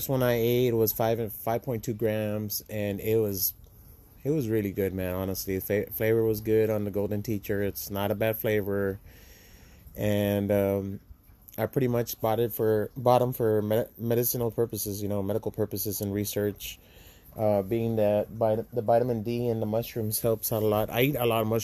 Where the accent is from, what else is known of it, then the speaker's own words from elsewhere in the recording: Laredo, Texas, United States; moved away as an adult; I'm from Laredo, Texas. It's a border town